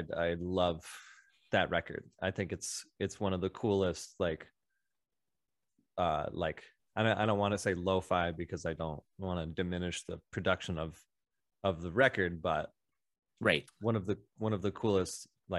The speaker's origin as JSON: {"language": "English", "town": "Kalamazoo", "region": "Michigan", "country": "United States", "tie": "born or raised there", "also_born_or_lived": "Grand Rapids", "said": "So I lived in that part of Michigan for the first, 10 years of my life. So I was very young when I moved to Grand Rapids"}